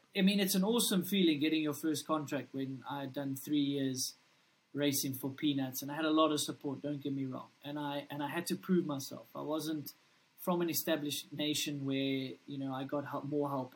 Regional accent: South Africa; I'm a kid from South Africa

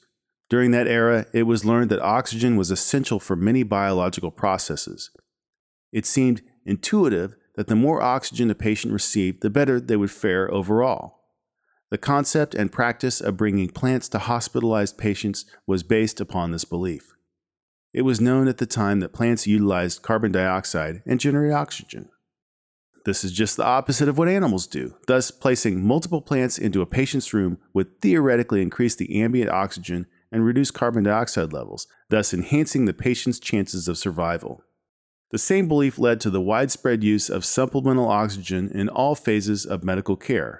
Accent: Fort Worth, Texas, United States; As a kid growing up in Fort Worth, Texas, I had little interest in ambulances or medicine.

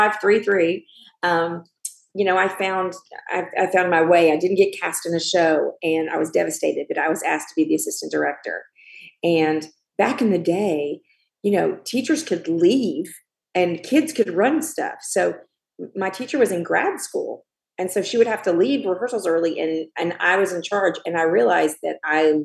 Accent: Morrow, Georgia, United States; moved away; also born or lived in Kentucky; I grew up in Georgia, and I went to Morrow High School

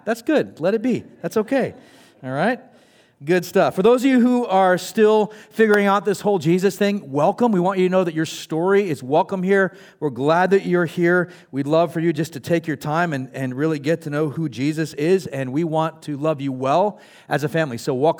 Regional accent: California, United States; I come from Northern California. I come from Southern California. The one thing Northern California and Southern California, like specifically San Diego, have in common is their hate for LA, right?

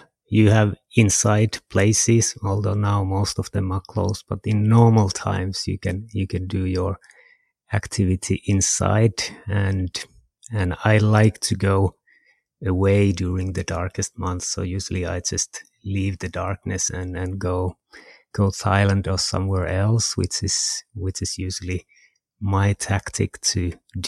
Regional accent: Kajaani, Kainuu, Finland; also born or lived in Jyväskylä; I'm from Finland. I'm almost from the Arctic Circle. I'm from a place called Kajaani.

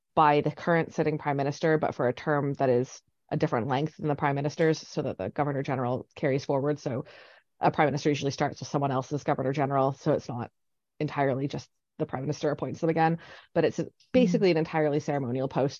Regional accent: Canada; now in Scotland; I'm Canadian

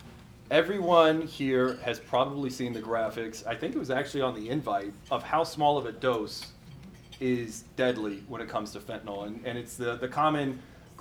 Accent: Midwest, United States; moved away as an adult; also born or lived in New York City; now in Alaska, United States; I came from the Midwest

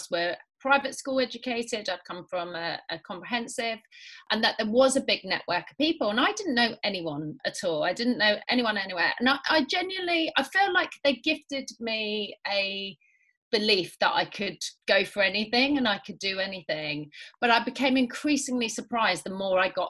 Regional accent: London, United Kingdom; accent: Londoner; also born or lived in Nottingham; I was born in Nottingham, where I lived till I was about nine. And then I moved to North London, where I spent probably the more formative years. I sound more like a Londoner than I do a Midlander

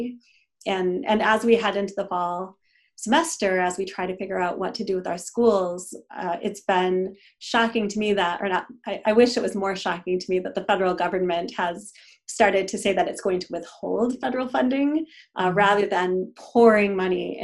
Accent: Wisconsin, United States; moved away as an adult; now in Minnesota, United States; I grew up in Wisconsin

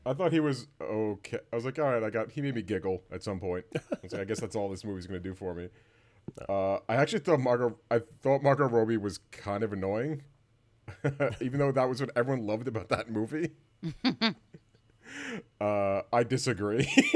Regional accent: Valley Stream, New York, United States; also born or lived in Merrick, New York; I grew up in Valley Stream

